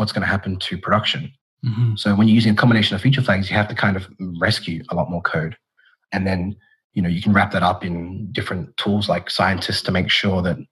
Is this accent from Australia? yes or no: yes; Australia; also born or lived in Perth; I'm Australian and I'm based out of Perth